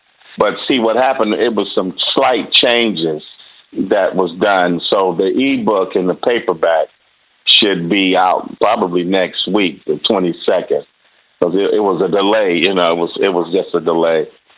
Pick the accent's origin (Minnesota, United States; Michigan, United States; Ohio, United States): Michigan, United States; Detroit; growing up in Motown in Detroit, Motor City